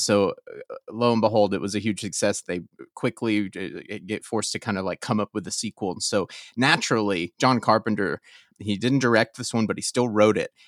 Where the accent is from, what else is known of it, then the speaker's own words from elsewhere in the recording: Atlanta, Georgia, United States; now in California, United States; I'm from Atlanta